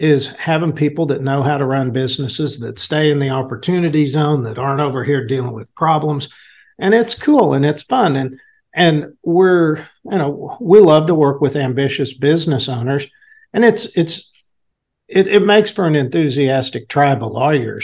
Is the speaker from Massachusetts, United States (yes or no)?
no; Enid, Oklahoma, United States; I was born here in Enid